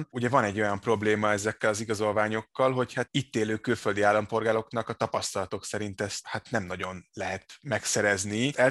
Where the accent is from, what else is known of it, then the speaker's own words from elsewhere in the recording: Switzerland; Hungarian is a second language; moved away as an adult; also born or lived in Italy; now in Budapest, Hungary; én Svájcban nőttem föl, de olasz vagyok, igen.